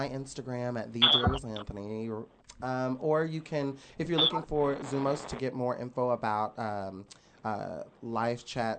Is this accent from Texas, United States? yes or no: yes; Dallas, Texas, United States; also born or lived in New York; I'm a Dallasite and I'm a New Yorker.